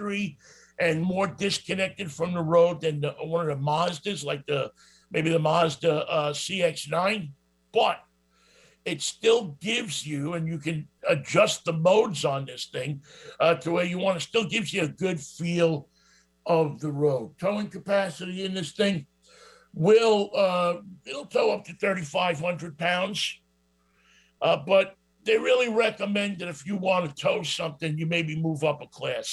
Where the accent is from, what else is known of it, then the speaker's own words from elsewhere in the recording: New York, United States; accent: New York; I have this New York accent